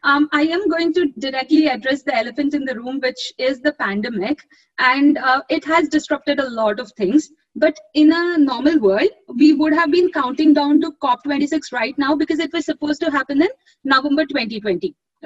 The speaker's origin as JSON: {"language": "English", "country": "India", "moved": "yes", "lives_now": "United Kingdom", "said": "my home country is India and I presently live in the UK."}